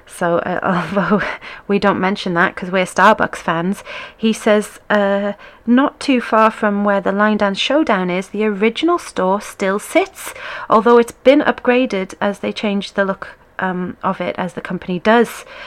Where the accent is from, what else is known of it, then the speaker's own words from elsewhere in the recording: United Kingdom; as a Brit